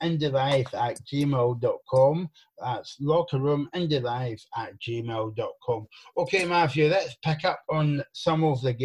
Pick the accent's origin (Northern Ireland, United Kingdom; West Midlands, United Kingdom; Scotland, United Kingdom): Scotland, United Kingdom; East Renfrewshire; you can tell I'm from East Renfrewshire.